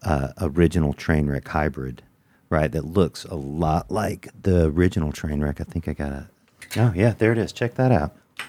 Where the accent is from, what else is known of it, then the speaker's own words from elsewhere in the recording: Georgia, United States; some of the coolest people come from Georgia, just like me